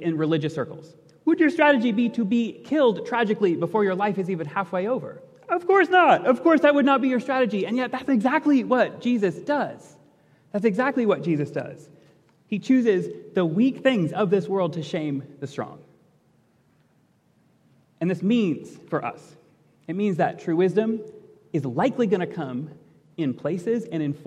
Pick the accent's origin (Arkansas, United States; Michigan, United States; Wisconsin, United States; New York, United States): Michigan, United States; Portage; I grew up in Portage, Michigan, went to public schools in Portage, Michigan